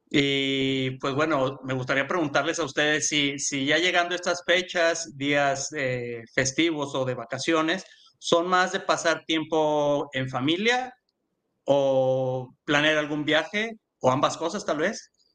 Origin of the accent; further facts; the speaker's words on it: Mexico; yo soy de México también